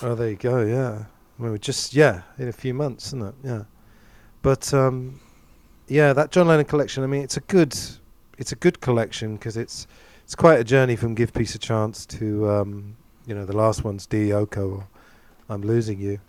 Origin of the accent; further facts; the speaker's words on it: England, United Kingdom; growing up in England